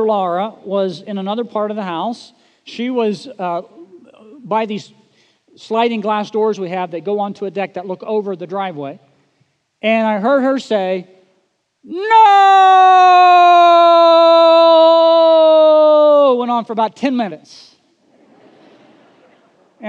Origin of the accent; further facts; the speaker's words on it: Oklahoma, United States; moved away; growing up in Oklahoma